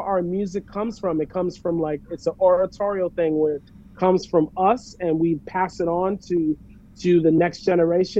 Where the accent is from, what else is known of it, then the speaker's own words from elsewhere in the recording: New York City, New York, United States; also born or lived in Manhattan, New York; I grew up in Queens, born in Manhattan, raised in Queens